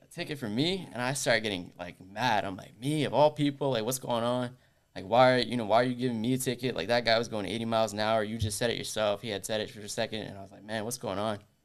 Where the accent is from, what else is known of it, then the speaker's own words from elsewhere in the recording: Orlando, Florida, United States; I was born and raised here in Orlando